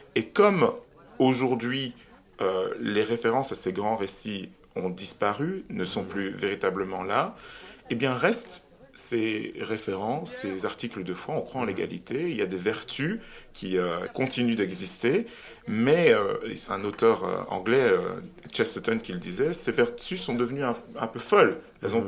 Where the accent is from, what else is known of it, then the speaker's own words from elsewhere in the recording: Cameroon; now in Brussels, Belgium; j'habite à Bruxelles, en Belgique, je suis belge, mais je suis né au Cameroun